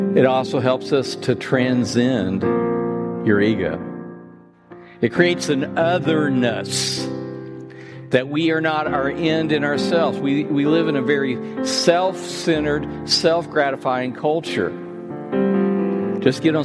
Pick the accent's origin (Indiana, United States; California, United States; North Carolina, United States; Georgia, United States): Indiana, United States; Terre Haute; I grew up in North Terre Haute. I graduated from Terre Haute North a long time ago